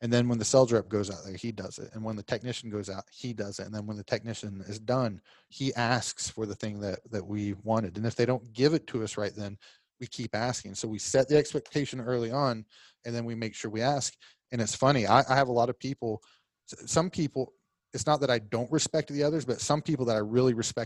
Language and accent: English; Oklahoma, United States; accent: Southern; moved away as an adult; also born or lived in Fort Lauderdale, Florida / Virginia; now in Orlando, United States; I use a little Southern slang in mine because I'm from Oklahoma